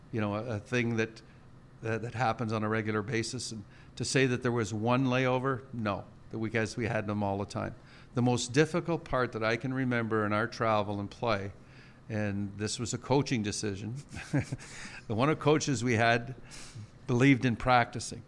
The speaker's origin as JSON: {"language": "English", "town": "Sudbury", "region": "Ontario", "country": "Canada", "tie": "born or raised there", "moved": "yes", "lives_now": "Winnipeg, Canada", "said": "I was born and raised in Sudbury, Ontario"}